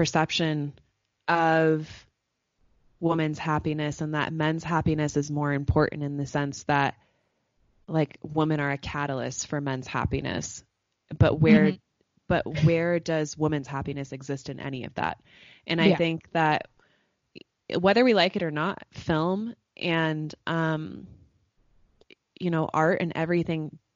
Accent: United States; as an American woman

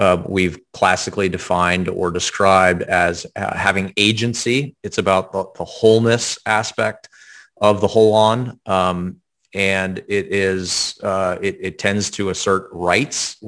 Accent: the South, United States; I was raised in the South

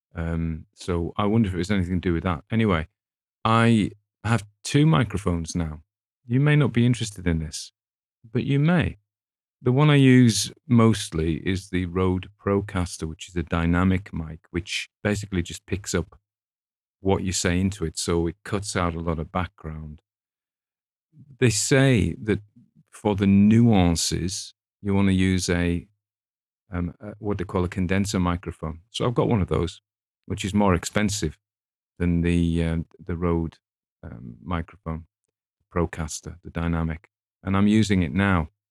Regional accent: England, United Kingdom; I read it as an Englishman

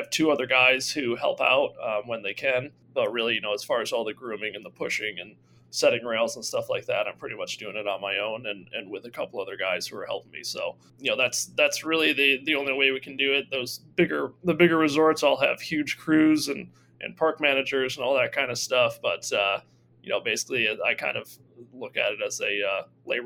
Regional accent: Fabius, New York, United States; I grew up in Fabius, New York, just 5 minutes away from Toggenburg.

